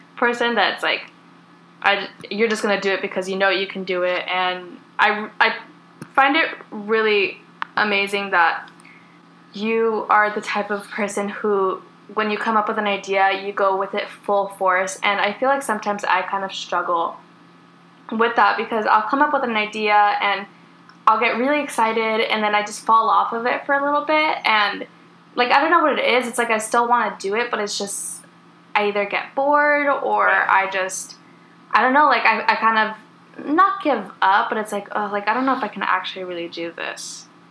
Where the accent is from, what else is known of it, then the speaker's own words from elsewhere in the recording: California, United States; also born or lived in Oregon; we were both born and raised in California